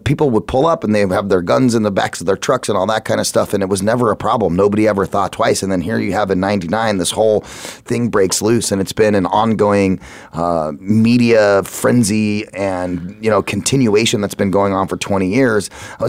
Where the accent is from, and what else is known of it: Phoenix, Arizona, United States; born or raised there